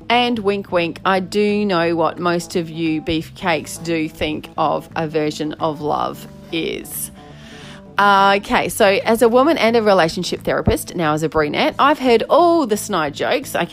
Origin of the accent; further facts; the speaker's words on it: Australia; can't wait to delve into all these challenges of being an Aussie fella in relationship